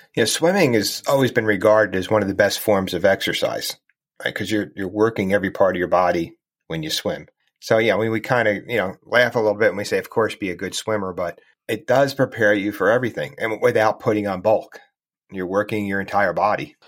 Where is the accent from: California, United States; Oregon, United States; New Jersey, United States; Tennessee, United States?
New Jersey, United States; I grew up in New Jersey and I lived near the Jersey Shore for, for quite a while